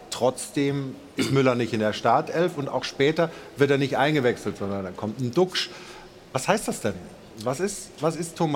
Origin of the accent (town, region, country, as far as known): Munich, Bavaria, Germany